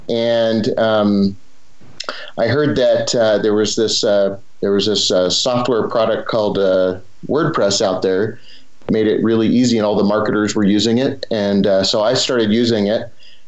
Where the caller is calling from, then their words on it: Cedar City, Utah, United States; I'm coming out of Cedar City, Utah, a small town in southern Utah. So near like Zion National Park, Bryce National Park.